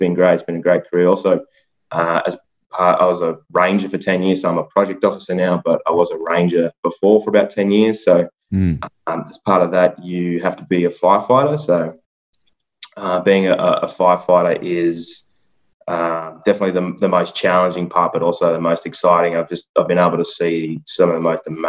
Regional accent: Narrabri, New South Wales, Australia; also born or lived in Lightning Ridge; now in Newcastle, Australia; I'm from a tiny town called Narrabri, so I grew up out there

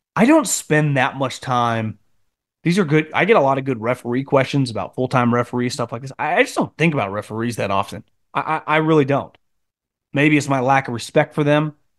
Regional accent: Chicago, Illinois, United States; I'm from Chicago

